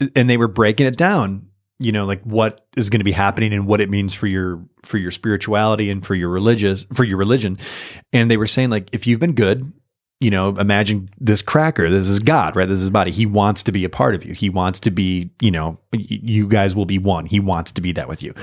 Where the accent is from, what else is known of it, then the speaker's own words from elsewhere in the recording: Michigan, United States; I'm from Michigan, and I'm kind of a homer